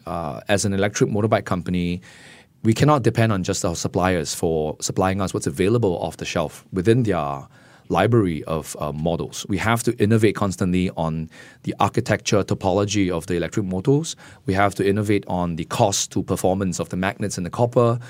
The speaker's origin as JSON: {"language": "English", "country": "Singapore", "said": "as a Singaporean"}